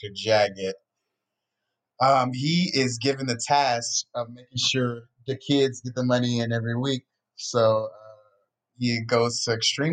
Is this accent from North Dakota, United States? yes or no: no; Atlanta, Georgia, United States; now in California, United States; I'm from Atlanta